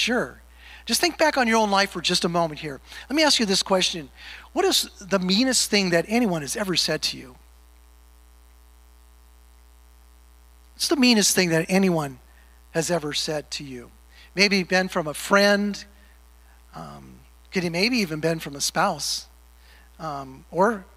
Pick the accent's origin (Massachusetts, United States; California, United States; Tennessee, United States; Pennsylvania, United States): California, United States; moved away; Growing up in California